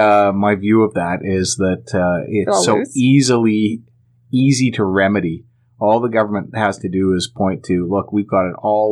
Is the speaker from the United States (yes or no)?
no; Alberta, Canada; now in British Columbia, Canada; I moved here from Alberta, the land of the free. And I still feel that I'm separated from my homeland